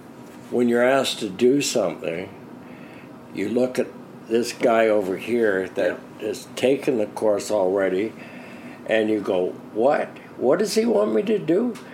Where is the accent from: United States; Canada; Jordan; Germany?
Canada; I'm a Canadian that served in Rhodesia.